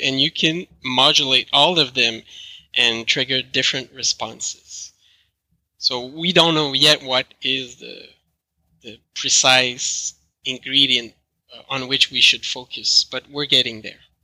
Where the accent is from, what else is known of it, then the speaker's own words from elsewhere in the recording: Canada; accent: French Canadian; English is a second language; my French Canadian accent.